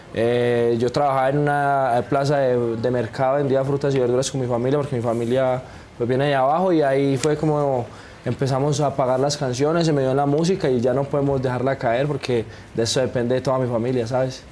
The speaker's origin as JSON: {"language": "Spanish", "country": "Colombia", "moved": "as an adult", "lives_now": "Mexico", "said": "para uno como colombiano venir acá a México y sonar aquí en México, yo que ya llevo pues tres añitos"}